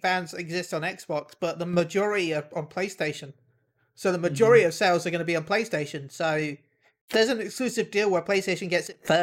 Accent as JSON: {"language": "English", "country": "United Kingdom", "said": "I'm British"}